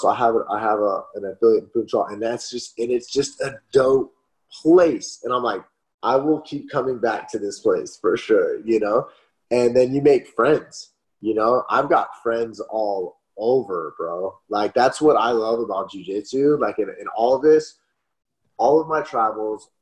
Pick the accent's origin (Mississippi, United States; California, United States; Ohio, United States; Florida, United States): California, United States; Los Angeles; moved away as an adult; now in Texas, United States; I grew up in Los Angeles, and then I live in Texas